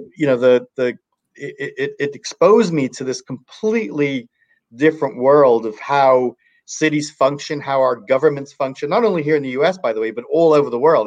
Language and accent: English; Ireland; now in Northern California, United States; I was born in Ireland